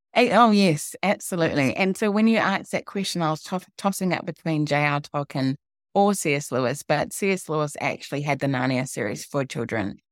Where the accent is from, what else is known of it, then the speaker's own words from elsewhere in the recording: New Zealand; So I was born in New Zealand, but my parents are from Ghana. And when I was growing up, there were very few African people in New Zealand